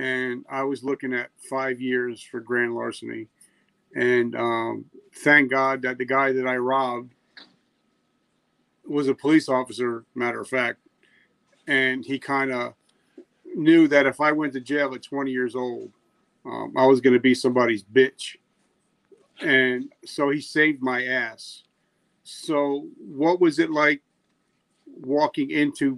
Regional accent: New Jersey, United States; I'm from Jersey

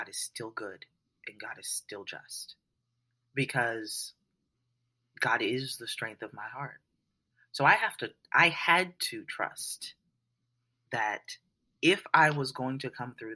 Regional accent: New Orleans, Louisiana, United States; I was raised in New Orleans, Louisiana

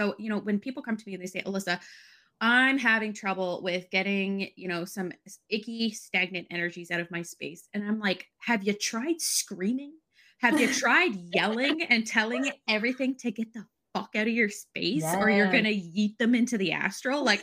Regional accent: Canada; me as a Canadian

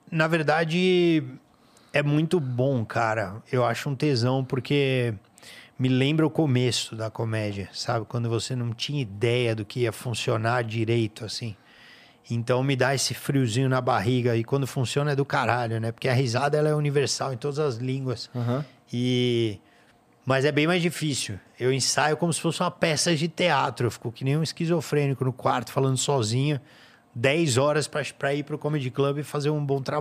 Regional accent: Brazil; eu entro falando inglês, só que eu, ah, eu falo que eu sou brasileiro, a galera entende, vai.

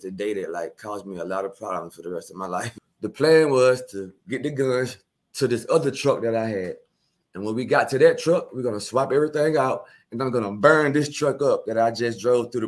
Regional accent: Milledgeville, Georgia, United States; also born or lived in Augusta, Georgia; I was born in Augusta, Georgia, 1983. My mom and dad moved to Milledgeville

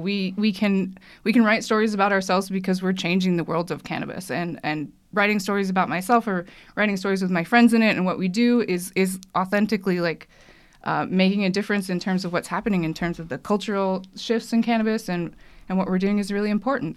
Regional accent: California, United States; I'm from California

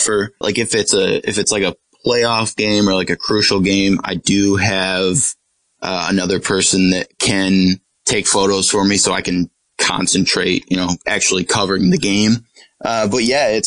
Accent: Corning, New York, United States; When I was growing up in Corning

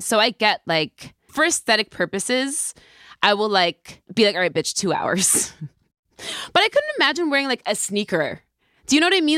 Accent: New York, United States; I'm a New Yorker

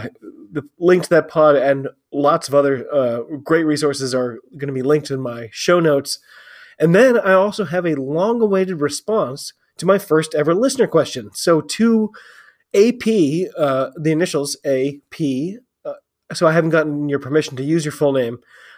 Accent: United States; I'm an American rugby fan who follows rugby all over the globe.

